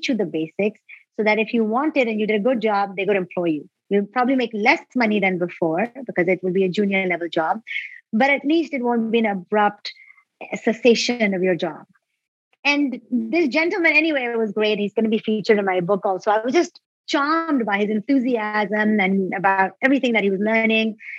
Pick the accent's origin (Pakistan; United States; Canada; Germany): Pakistan; moved away; I'm from Pakistan originally